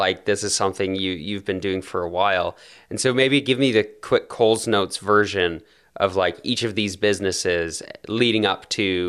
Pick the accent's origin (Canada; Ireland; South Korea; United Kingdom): Canada; That's like a Canadian's worst nightmare is seeing an American pretend and ruining it for all of us.